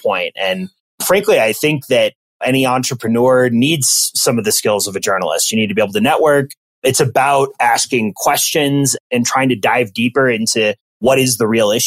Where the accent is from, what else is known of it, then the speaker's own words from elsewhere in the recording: Minneapolis, Minnesota, United States; also born or lived in Iowa; now in Chicago, United States; I grew up in the Twin Cities metro area, went to college at the University of Iowa